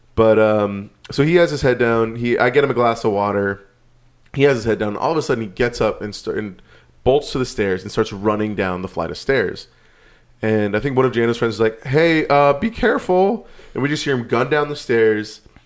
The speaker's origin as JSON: {"language": "English", "region": "California", "country": "United States", "tie": "born or raised there", "said": "growing up in California"}